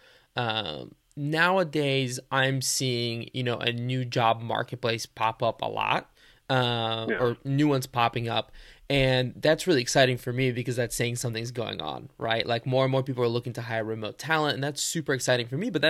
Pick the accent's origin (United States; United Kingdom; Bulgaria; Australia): Bulgaria; I was born in Bulgaria